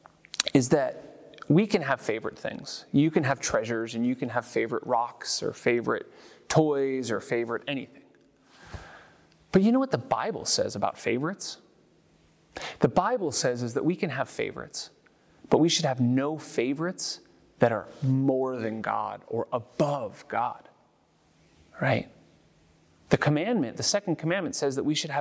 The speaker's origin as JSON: {"language": "English", "town": "San Francisco", "region": "California", "country": "United States", "tie": "born or raised there", "moved": "yes", "said": "I'm from California. I'm from San Francisco. It reminds me of home. It reminds me of growing up going to baseball games"}